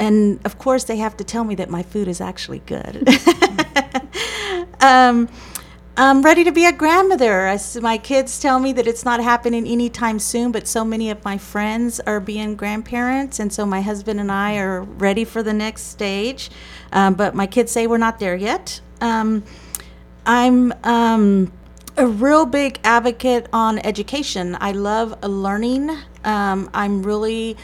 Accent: San Marcos, Texas, United States; I was born and raised here in San Marcos, Texas

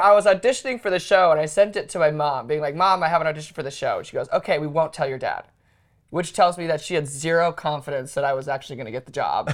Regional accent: Sioux Falls, South Dakota, United States; I was born and raised in Sioux Falls, South Dakota

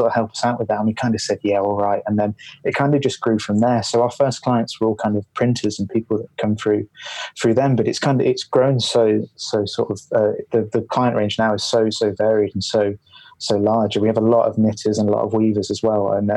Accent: Leicester, East Midlands, United Kingdom; also born or lived in Glasgow; now in Edinburgh, United Kingdom; I grew up in Leicester

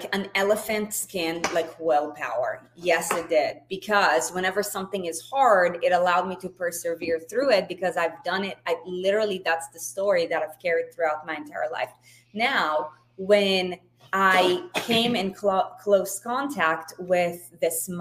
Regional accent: Israel; I was born and raised in Israel

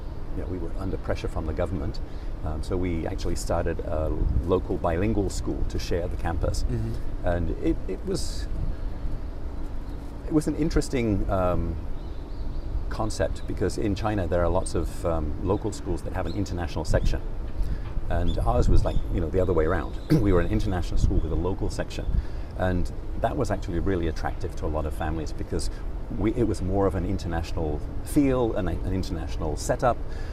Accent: Rotherham, Yorkshire and the Humber, United Kingdom; born there; I was born in Rotherham in Yorkshire, which nobody could ever tell from my accent.

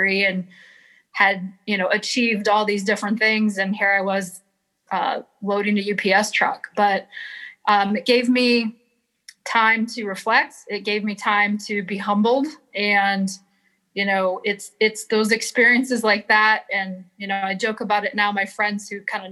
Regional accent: Flint, Michigan, United States; where I grew up in Flint

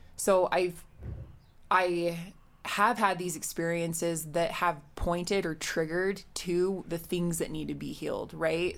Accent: Utah, United States; I grew up here in Utah.

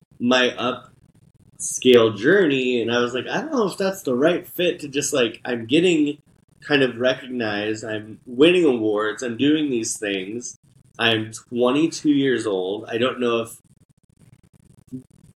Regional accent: Indianapolis, Indiana, United States; also born or lived in New York City; I am originally from Indianapolis, Indiana, born and raised

